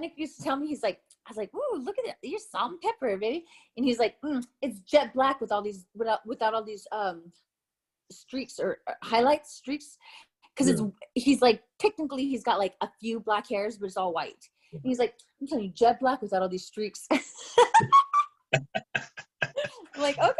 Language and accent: English; Tucson, Arizona, United States; moved away; Tucson, Arizona, born and raised.